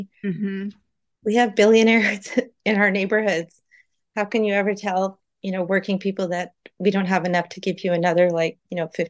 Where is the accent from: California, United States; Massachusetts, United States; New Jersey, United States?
California, United States; San Jose; I grew up in San Jose. And I worked in downtown San Jose as a child at a convenience store